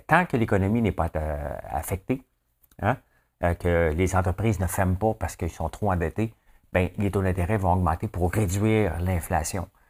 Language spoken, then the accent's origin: French; Quebec, Canada; also born or lived in Toronto; Je suis fier du Québec. Je suis fier euh, de ce qu'on bâtit ici